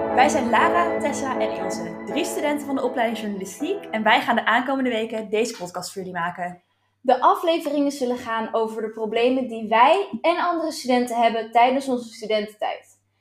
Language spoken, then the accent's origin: Dutch; Alkmaar, North Holland, Netherlands; ik kom uit Alkmaar